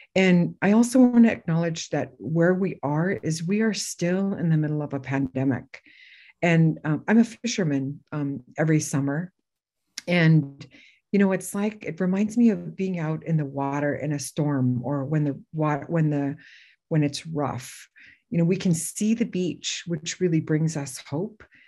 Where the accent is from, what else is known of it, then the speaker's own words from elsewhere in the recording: Bethel, Alaska, United States; I'm originally from Bethel, and um, my mother's family is from Guyenlok